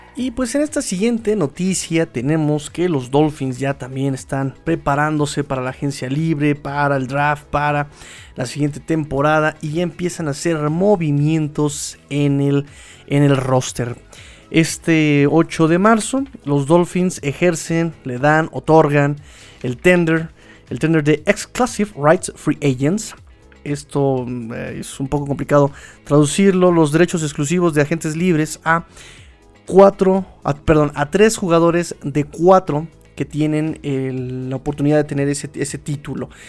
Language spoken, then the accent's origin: Spanish; Mexico City, Mexico; accent: chilango; chilango se le dice a los que somos oriundos de aquí, de la Ciudad de México